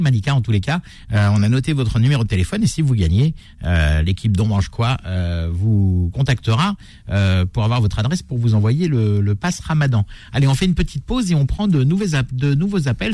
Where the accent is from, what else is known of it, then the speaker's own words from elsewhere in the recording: France; chez nous en France